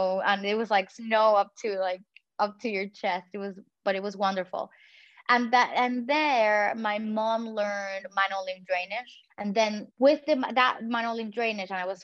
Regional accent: Puerto Rico; first language Spanish; English is a second language; I come from the Caribbean

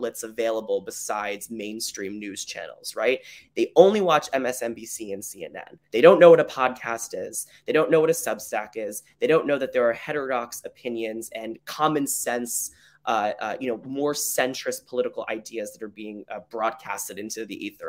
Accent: Arizona, United States; moved away as an adult; I'm from Arizona originally

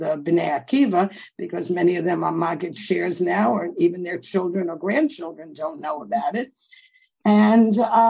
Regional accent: New York City, New York, United States; I grew up in Coney Island

